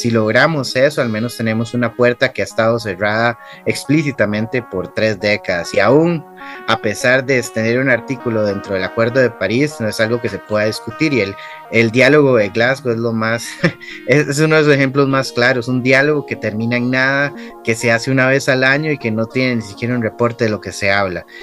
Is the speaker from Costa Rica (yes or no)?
yes; Costa Rica; en mi país